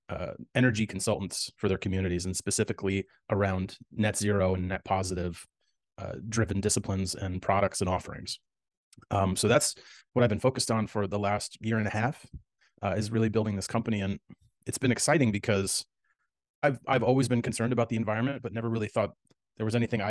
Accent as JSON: {"language": "English", "town": "New York City", "region": "New York", "country": "United States", "tie": "born or raised there", "moved": "as an adult", "lives_now": "Los Angeles, United States", "said": "I grew up in the New York City area"}